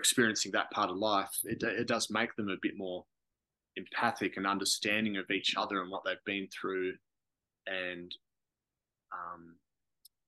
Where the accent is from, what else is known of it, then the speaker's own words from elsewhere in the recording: Margaret River, Western Australia, Australia; Growing up in Margaret River